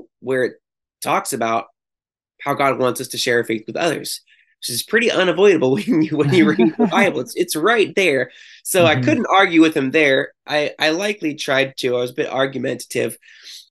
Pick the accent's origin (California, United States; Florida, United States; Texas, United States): California, United States; Chico; now in Santa Cruz, United States; I grew up in Chico and then I ended up going to Chico State